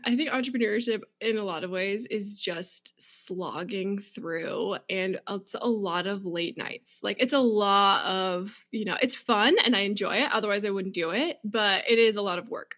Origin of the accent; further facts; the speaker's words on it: Seattle, Washington, United States; I grew up in Seattle, um, right at the base